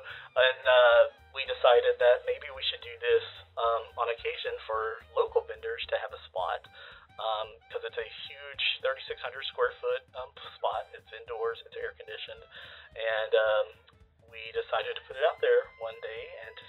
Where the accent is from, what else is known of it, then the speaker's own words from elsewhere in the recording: Waco, Texas, United States; I was born and raised in South Waco, and just kind of stuck around